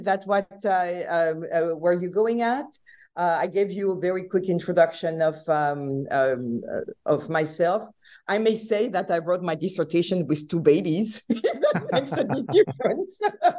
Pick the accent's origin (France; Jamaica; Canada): France; English is a second language; So as everybody can hear, I'm not American, and I was born and raised in France. I did my master at the University of Nice